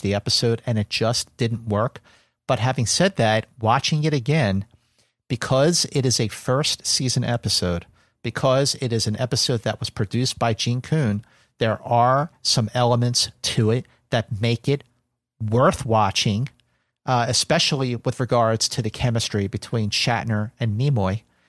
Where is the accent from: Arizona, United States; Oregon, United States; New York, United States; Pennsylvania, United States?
Pennsylvania, United States; Philadelphia; growing up in Philadelphia, watching Star Trek on, on W P H L Channel seventeen Philadelphia